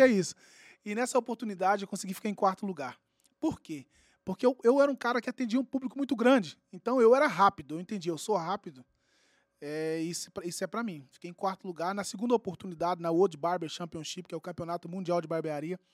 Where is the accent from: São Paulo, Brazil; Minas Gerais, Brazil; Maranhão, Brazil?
Minas Gerais, Brazil; Uberlândia; lá do meu bairro, bairro São Jorge